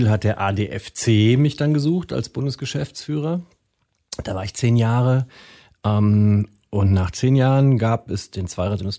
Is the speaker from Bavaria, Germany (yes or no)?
no; Münster, North Rhine-Westphalia, Germany; moved away; also born or lived in Frankfurt am Main; also ich bin Münsteraner.